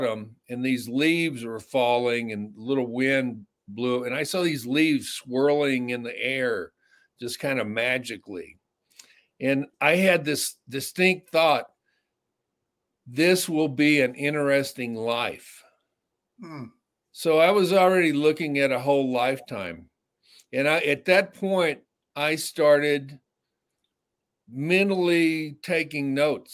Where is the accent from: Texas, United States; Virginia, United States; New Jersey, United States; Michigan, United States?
Texas, United States; North; now in Hollywood, United States; I grew up in North Texas in small country towns